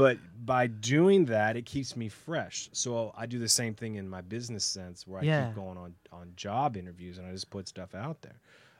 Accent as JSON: {"language": "English", "country": "Canada", "lives_now": "United States", "said": "So I'm Canadian. What do you know?"}